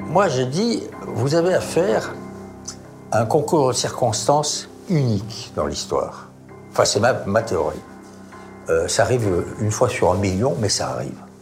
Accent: France; je suis français.

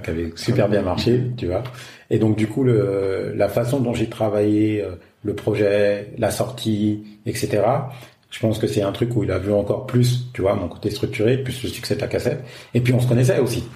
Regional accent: France; moved away as an adult; now in Africa

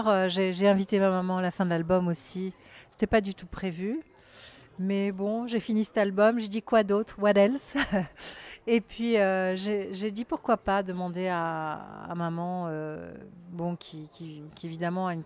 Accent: Le Mesnil-le-Roi, Île-de-France, France; Alors, ah, j'ai vécu en région parisienne toute ma vie. Euh, j'ai grandi euh, près de Saint-Germain-en-Laye, vers Ménil-le-Roi.

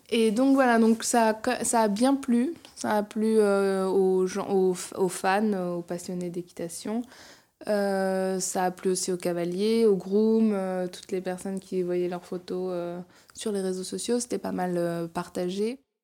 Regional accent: Chantilly, Hauts-de-France, France; moved away as an adult; also born or lived in Paris region; now in Paris, France; j'ai grandi dans, dans la région parisienne et dans l'Oise, donc près de Chantilly

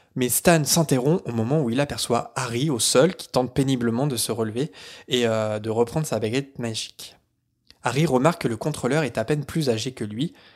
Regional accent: Caen, Normandy, France; moved away; je viens de Caen

